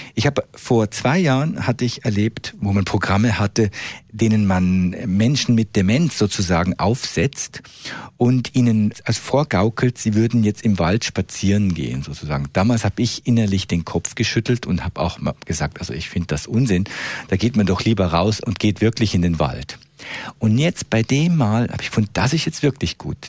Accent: Switzerland; bei uns in der Schweiz

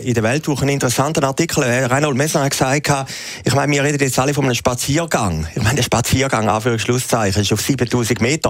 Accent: Switzerland; als Schweizer

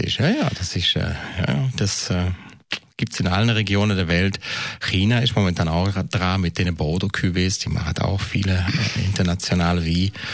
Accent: Switzerland; bei uns in der Schweiz

